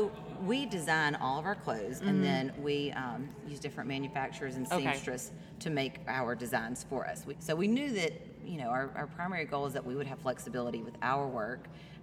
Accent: Mississippi, United States; moved away as an adult; also born or lived in Chicago; But we grew up in Mississippi. We both went to the University of Mississippi.

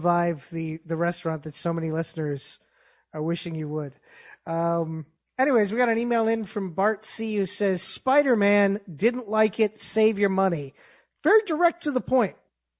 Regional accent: Yonkers, New York, United States; You know, I'm from Yonkers, but, you know, it's good to see some of the boroughs getting represented in this film.

